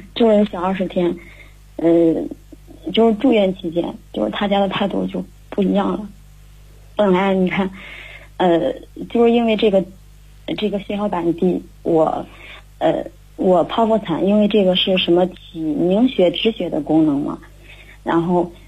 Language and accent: Chinese; Handan, Hebei, China; 我来自河北邯郸